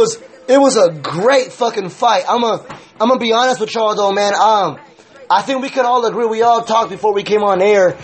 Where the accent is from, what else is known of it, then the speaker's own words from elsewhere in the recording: California, United States; I'm from Cali